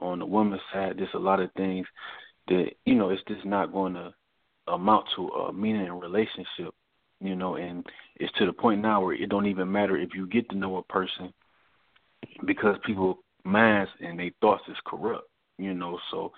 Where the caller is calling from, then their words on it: Newport News, Virginia, United States; This is …. I'm calling from Virginia, Newport News.